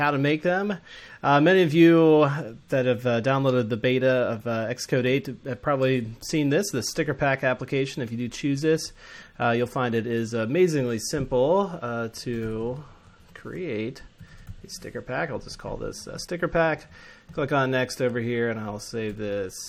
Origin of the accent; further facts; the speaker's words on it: Atlanta, Georgia, United States; I'm from Atlanta